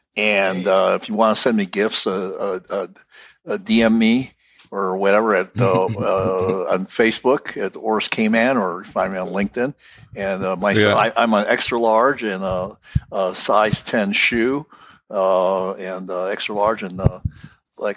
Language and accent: English; United States; my heritage is Ukrainian. But I was born here in the States